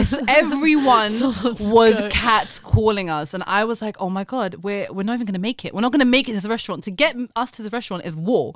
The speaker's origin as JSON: {"language": "English", "region": "London", "country": "United Kingdom", "said": "I'm a Londoner"}